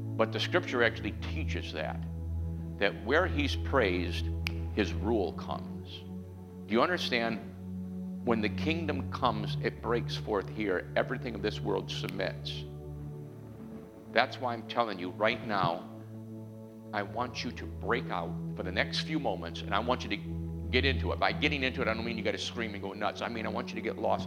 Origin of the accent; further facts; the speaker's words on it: New York, United States; I was raised in New York